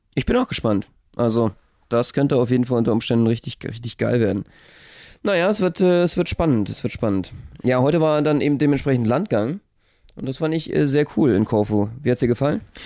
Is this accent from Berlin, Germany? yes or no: yes; Berlin, Germany; als Berliner